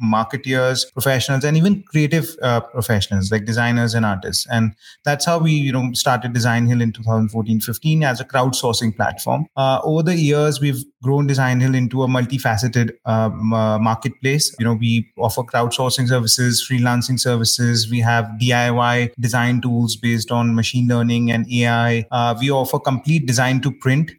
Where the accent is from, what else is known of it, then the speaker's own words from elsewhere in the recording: New Delhi, Delhi, India; also born or lived in United Kingdom; I, am born and brought up in New Delhi, India